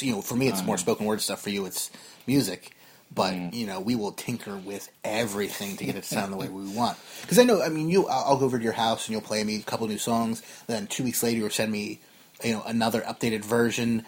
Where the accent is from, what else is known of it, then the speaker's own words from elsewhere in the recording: New Jersey, United States; we are both from Jersey, but the new one, not the one in the UK